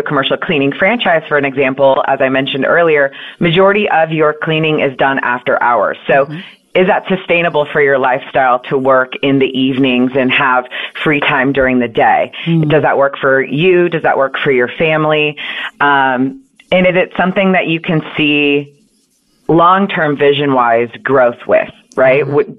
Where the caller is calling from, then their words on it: Austin, Texas, United States; I am actually in Austin, Texas.